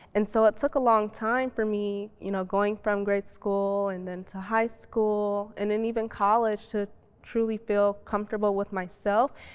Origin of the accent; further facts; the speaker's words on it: Chicago, Illinois, United States; being Muslim and being black and growing up in Chicago